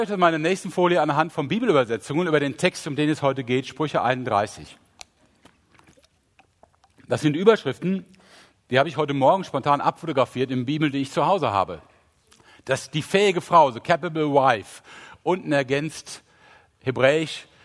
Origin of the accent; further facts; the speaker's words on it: Rhineland, Germany; ach, meine Güte, ich bin Rheinländer, ich kann CH und SCH nicht unterscheiden.